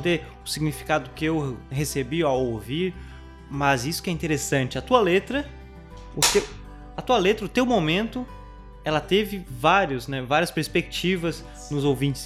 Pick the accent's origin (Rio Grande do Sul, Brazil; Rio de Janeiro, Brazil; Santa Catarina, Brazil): Santa Catarina, Brazil; nós somos de Santa Catarina